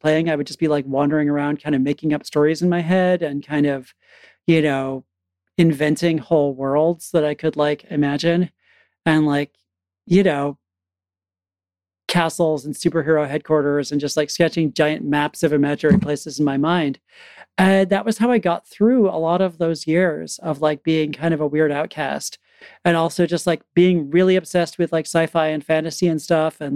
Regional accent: Connecticut, United States; I grew up in Connecticut, actually kind of rural Connecticut.

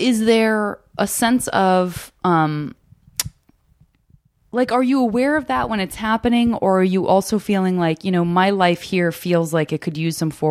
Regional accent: Tucson, Arizona, United States; also born or lived in San Francisco; And I'm from Tucson.

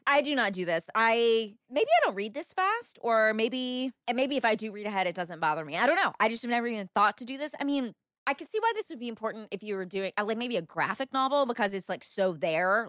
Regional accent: the South, United States; I'm from the South

